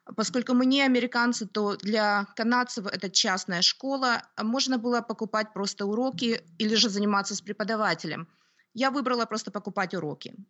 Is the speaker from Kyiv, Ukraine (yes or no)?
yes; Kyiv, Ukraine; moved away as an adult; also born or lived in Toronto, Canada / Oakville, Canada; now in Canada; Я родилась на Украине, в городе Киеве